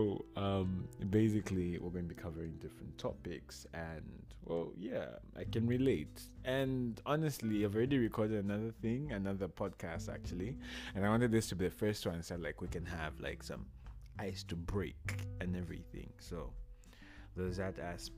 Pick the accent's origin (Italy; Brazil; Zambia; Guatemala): Zambia; now in Moscow, Russia; I'm from Zambia